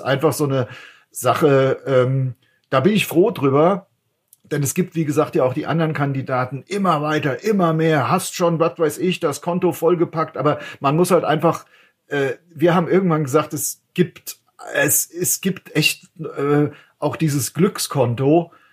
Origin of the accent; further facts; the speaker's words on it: Frankfurt, Hesse, Germany; als Frankfurter